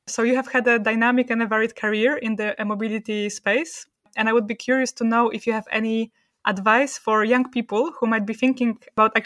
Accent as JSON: {"language": "English", "country": "Poland", "said": "I come from Poland myself"}